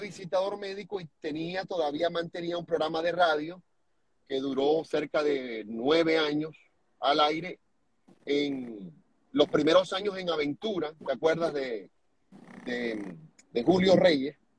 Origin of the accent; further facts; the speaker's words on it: Venezuela; moved away as an adult; now in United States; también somos venezolanos